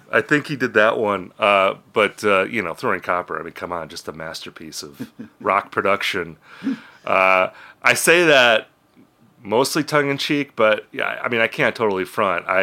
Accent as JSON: {"language": "English", "town": "York", "region": "Pennsylvania", "country": "United States", "said": "Like we're from York, Pennsylvania."}